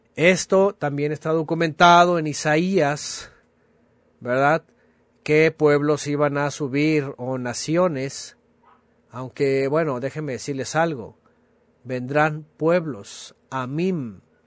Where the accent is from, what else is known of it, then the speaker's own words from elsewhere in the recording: Mexico; somos mexicanos